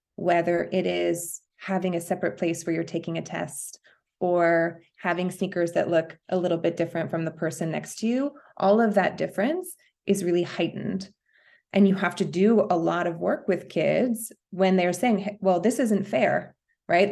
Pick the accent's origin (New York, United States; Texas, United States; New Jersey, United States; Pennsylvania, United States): New York, United States; New York City; moved away as an adult; now in Los Angeles, United States; I'm a New Yorker